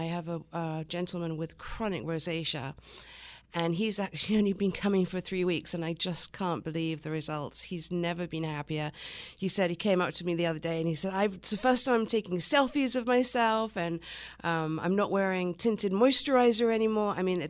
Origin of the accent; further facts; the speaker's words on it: England, United Kingdom; also born or lived in Long Island, United States; I was born in Long Island, so I am American, but I was only here for a few months, and then moved to England, where my mother's from, and stayed there until I was about nine.